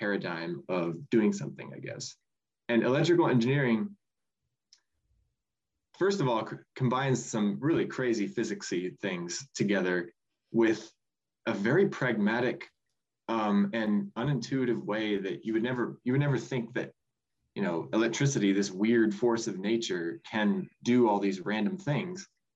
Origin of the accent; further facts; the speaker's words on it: Cortland, Nebraska, United States; I'm originally from Cortland, Nebraska, which is just a tiny little town kind of in southeast Nebraska.